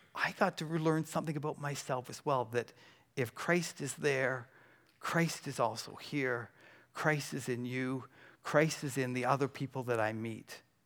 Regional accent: Burlington, Ontario, Canada; I'm from Burlington

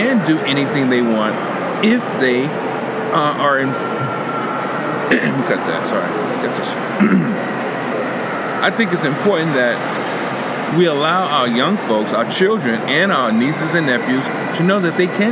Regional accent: New York, United States; I'm from New York

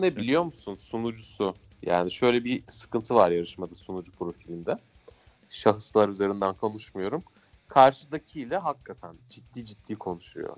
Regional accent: Ankara, Turkey

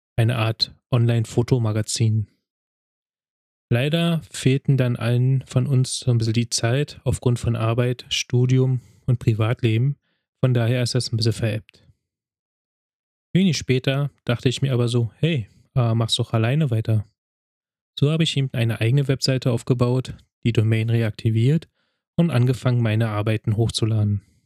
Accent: Berlin, Germany; Ich wurde 1985 in Berlin geboren, bin dort auch aufgewachsen

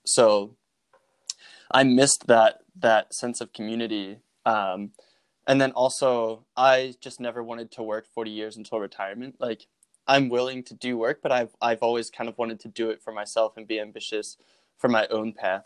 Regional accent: Norristown, Pennsylvania, United States; from Norristown, Pennsylvania

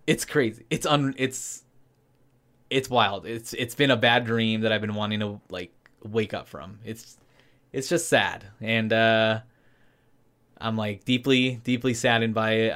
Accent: Anaheim, California, United States; I grew up in Anaheim, California

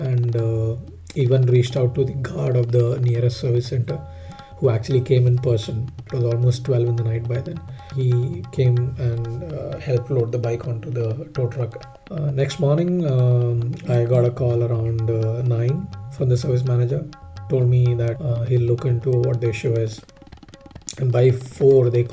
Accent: Jamshedpur, Jharkhand, India; moved away; I'm heading to Jamshedpur, my hometown.

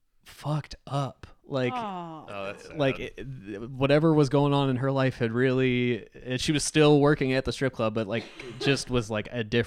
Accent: North Carolina, United States; from North Carolina

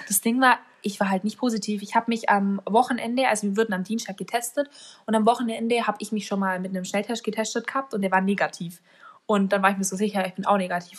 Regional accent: Bavaria, Germany; bei uns in Bayern

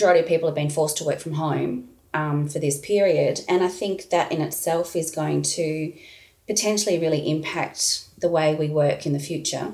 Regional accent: Park Orchards, Victoria, Australia; I grew up in Park Orchards

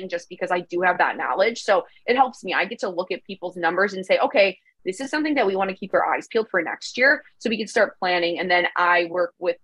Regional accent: Chicago, Illinois, United States; moved away as an adult; I'm originally from Chicago

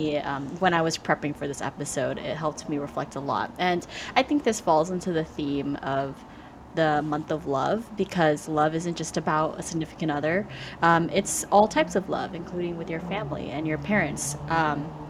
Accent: United States; first language Vietnamese; English is a second language; being a child of immigrant parents, growing up in the United States

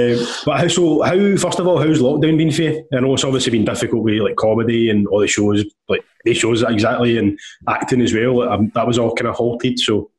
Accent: Glasgow, Scotland, United Kingdom; I was in Milton, I grew up in Milton.

